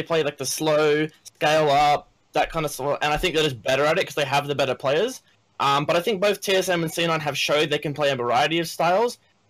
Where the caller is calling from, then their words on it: Sydney, New South Wales, Australia; I'm calling from Australia, actually. Sydney.